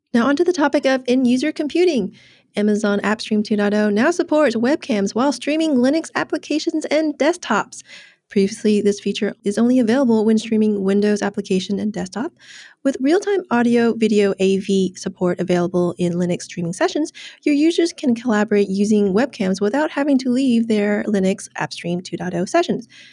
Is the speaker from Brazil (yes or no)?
no; Ho Chi Minh City, Vietnam; my hometown of Ho Chi Minh City in Vietnam.